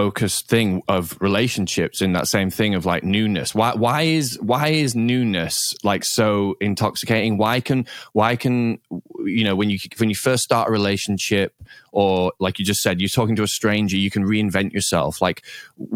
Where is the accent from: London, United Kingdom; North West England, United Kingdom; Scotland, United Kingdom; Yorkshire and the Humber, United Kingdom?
Yorkshire and the Humber, United Kingdom; Leeds; moved away as an adult; now in United States; I'm from Leeds